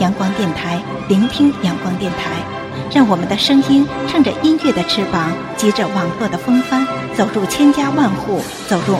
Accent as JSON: {"language": "Chinese", "town": "Hulunbuir", "region": "Inner Mongolia", "country": "China", "said": "我来自有着地球上最好的大草原之称的呼伦贝尔大草原。"}